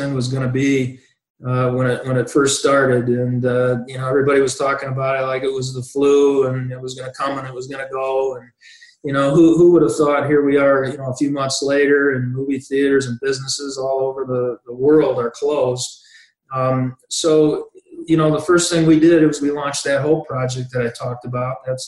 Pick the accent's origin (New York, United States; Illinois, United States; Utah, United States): Illinois, United States; Wilmington; that little town that I grew up in Wilmington, Illinois